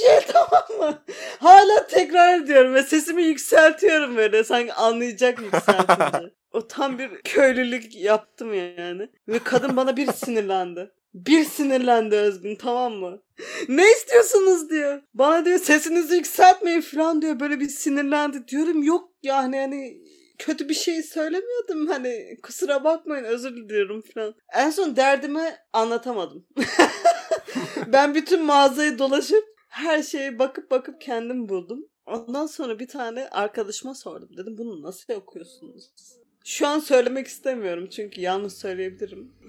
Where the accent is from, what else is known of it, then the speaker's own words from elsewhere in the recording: Turkey; moved away as an adult; 2 kişi Türküz